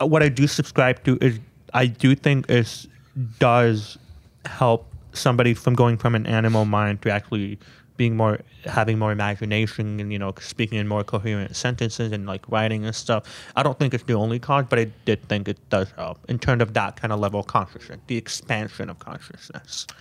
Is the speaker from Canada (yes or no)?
yes; Canada; I grew up in Canada